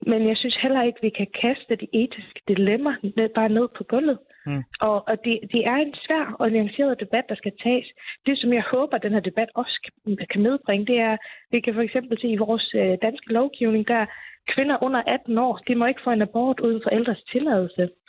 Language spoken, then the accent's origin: Danish; Faroe Islands; now in Denmark; nu kommer jeg jo fra Færøen og boede også på Færøen dengang